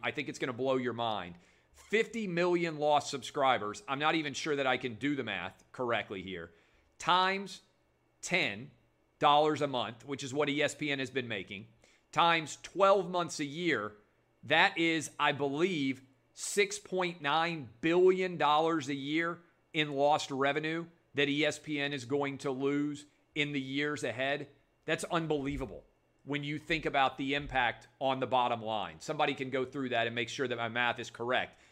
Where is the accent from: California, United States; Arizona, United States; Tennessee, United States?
Tennessee, United States; Nashville; Nashville, my hometown. I was a public school kid